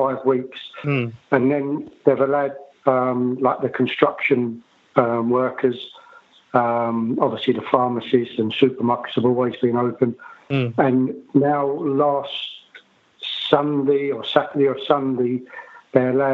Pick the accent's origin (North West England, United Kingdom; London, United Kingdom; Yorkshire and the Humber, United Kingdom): London, United Kingdom; I'm from Bethnal Green